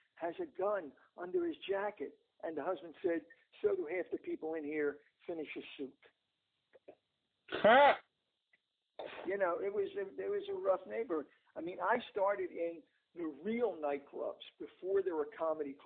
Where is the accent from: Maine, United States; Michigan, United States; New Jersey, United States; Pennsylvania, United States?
Pennsylvania, United States; Philadelphia; West Philly, born and raised